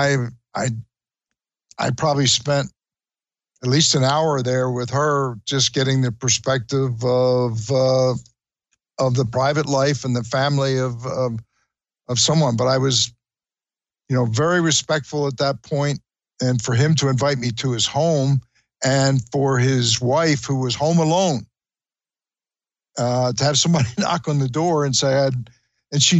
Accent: Trenton, New Jersey, United States; I was born and raised in Trenton, New Jersey

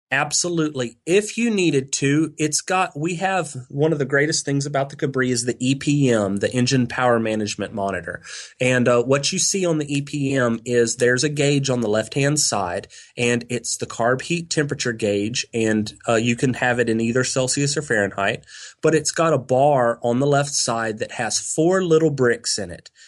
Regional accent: near Galveston, Texas coast, United States; I grew up on the Texas coast, not far from Galveston

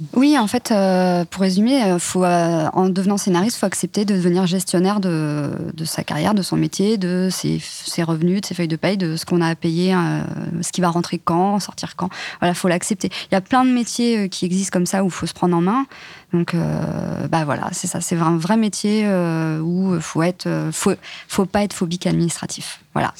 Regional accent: countryside near Nantes, Pays de la Loire, France; now in Paris, France; la campagne à côté de Nantes, enfin, vraiment, vraiment la campagne

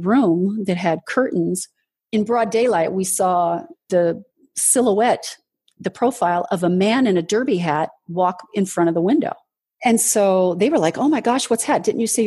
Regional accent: Southern California, United States; also born or lived in Washington, D.C. / Los Angeles; I was in junior high school and we moved from Washington, D.C. to Southern California.

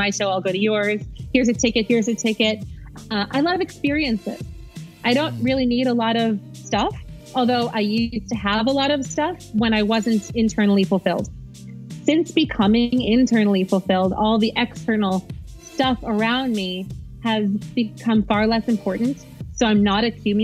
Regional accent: New York City, New York, United States; moved away as an adult; now in Dallas, United States; I was born and raised in New York City

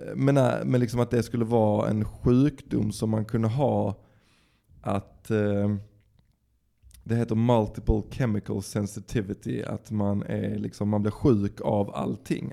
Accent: Dalby, Skåne, Sweden; jag kommer ju från Dalby

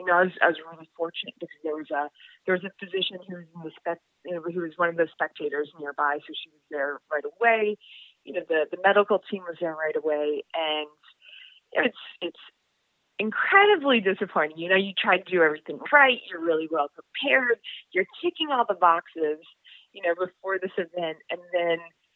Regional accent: New England, United States; I'm from New England.

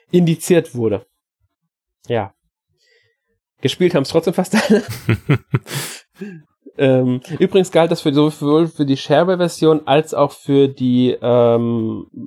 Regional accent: Austria; Für, auch wieder, für mich als Österreicher

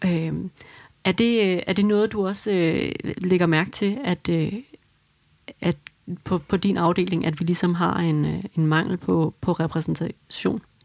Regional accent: Denmark; som dansker

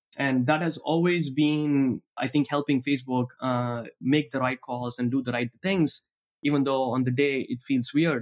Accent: Tiruchirappalli, Tamil Nadu, India; moved away; I grew up in Trichy, back in the state of Tamil Nadu in India

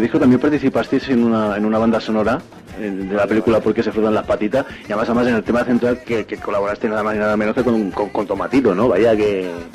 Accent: Badajoz, Extremadura, Spain; yo, soy de Badajoz

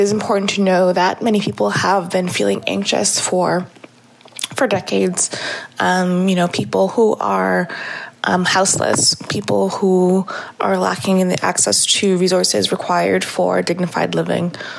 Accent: Toronto, Ontario, Canada; I live in the city of Toronto, born and raised in Etobicoke.

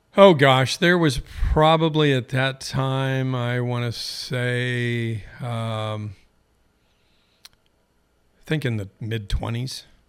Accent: Eugene, Oregon, United States; born and raised in Eugene.

